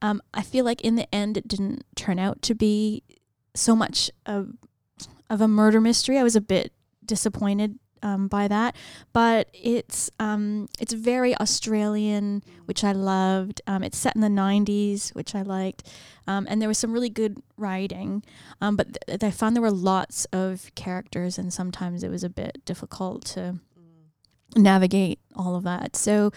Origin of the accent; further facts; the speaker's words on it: Canada; I didn't know who … mm-hmm. was because I'm Canadian